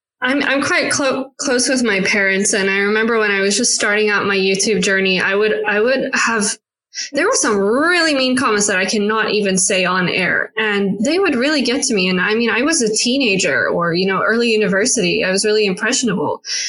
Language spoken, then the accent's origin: English; South Africa; So I haven't necessarily grown up for a long time in South Africa, even though I am South African.